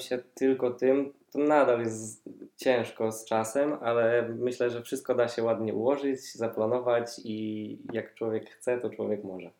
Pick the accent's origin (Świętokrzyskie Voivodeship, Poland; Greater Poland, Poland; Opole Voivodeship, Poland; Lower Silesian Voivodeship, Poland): Greater Poland, Poland; Poznań; jestem z Poznania, tutaj też mieszkam